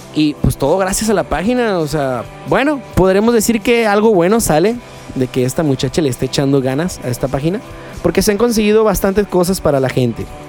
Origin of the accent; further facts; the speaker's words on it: Culiacán, Sinaloa, Mexico; yo soy de aquí de Culiacán